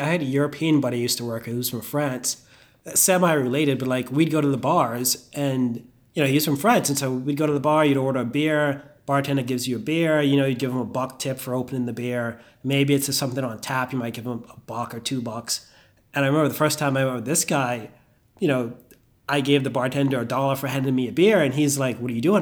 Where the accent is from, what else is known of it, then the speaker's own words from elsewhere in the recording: Bahamas; moved away as an adult; also born or lived in Indiana; I grew up in the Bahamas